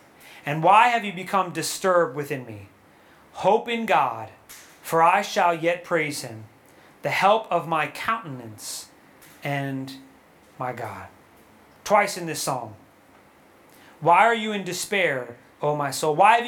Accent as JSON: {"language": "English", "region": "New York", "country": "United States", "said": "Yo, well, I'm from New York, so I curse."}